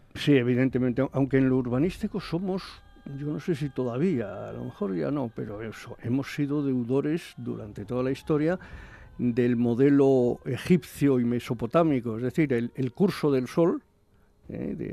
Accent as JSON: {"language": "Spanish", "region": "Aragon", "country": "Spain", "said": "yo soy aragonés"}